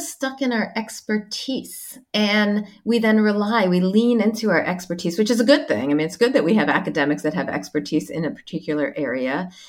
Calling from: Sydney, New South Wales, Australia; I am calling in from Sydney, where I am on sabbatical at the moment.

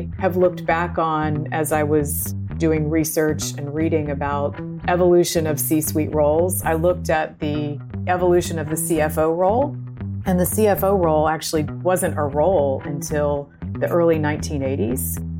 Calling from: Chapel Hill, North Carolina, United States; So today I am joining you from Chapel Hill, North Carolina

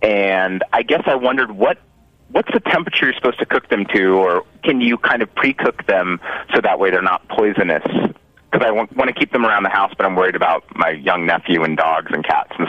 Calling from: Los Angeles, California, United States; I'm calling from Los Angeles.

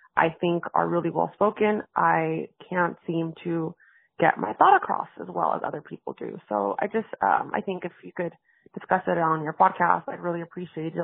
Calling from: Los Angeles, California, United States; I'm calling from Los Angeles, California

